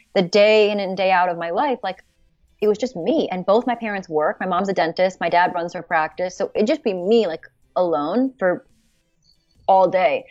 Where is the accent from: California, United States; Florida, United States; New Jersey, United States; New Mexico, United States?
California, United States; Los Angeles; I'm, I'm from L A, you know, I grew up in in the San Fernando Valley in Los Angeles